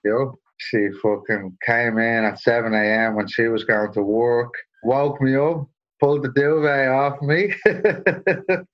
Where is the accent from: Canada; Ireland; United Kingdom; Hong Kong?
Ireland; Dublin, Leinster; moved away as an adult; now in Sydney, Australia; I grew up in Dublin